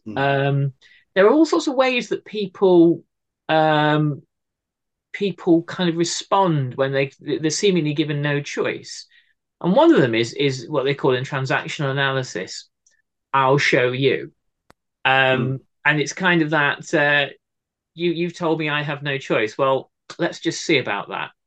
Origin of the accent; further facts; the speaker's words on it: Cardiff, Wales, United Kingdom; my hometown here cardiff